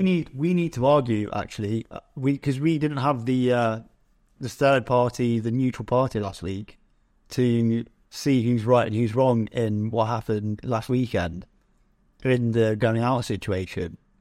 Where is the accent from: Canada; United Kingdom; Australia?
United Kingdom; England; as an English person